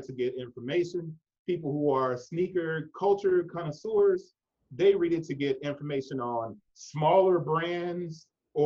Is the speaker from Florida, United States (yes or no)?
no; Memphis, Tennessee, United States; I was born in Memphis, it's the South